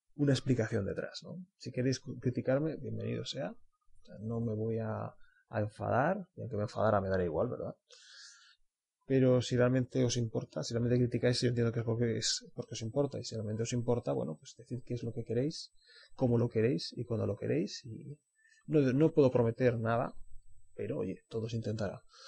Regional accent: Spain; somos españoles

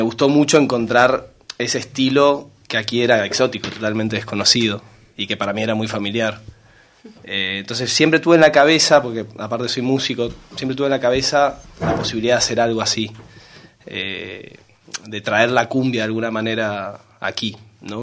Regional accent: Corrientes, Argentina; moved away as an adult; now in Valencia, Spain; vengo del noreste de Argentina, de una ciudad que se llama Corrientes

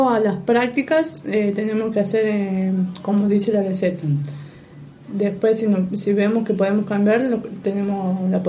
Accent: Argentina; que era lo importante que era con un poco más de presión porque somos argentinos.

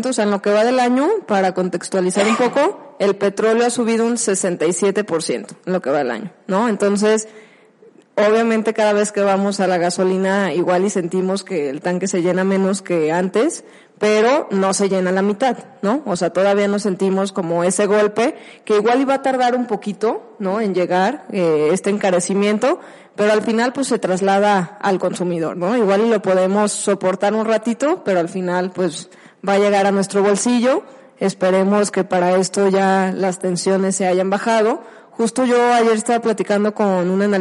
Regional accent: Mexico; oye, pero esto nos beneficia como mexicanos porque tenemos Pemex y vamos a tener mayores ingresos

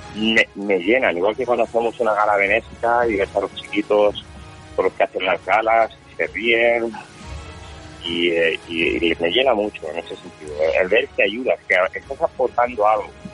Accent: Valencian Community, Spain; first language Valencian; Spanish is a second language

